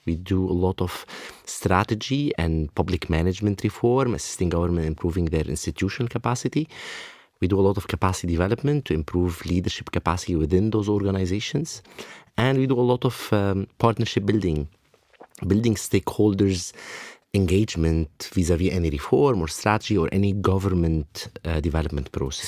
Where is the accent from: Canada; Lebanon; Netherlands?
Lebanon; born or raised there